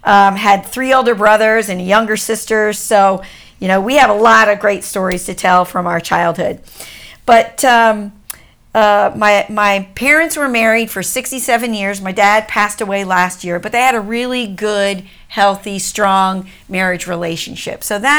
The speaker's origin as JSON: {"language": "English", "region": "Washington, D.C. area", "country": "United States", "tie": "born or raised there", "said": "So just our background is that I grew up an Army brat. We grew up just outside of Washington, D.C."}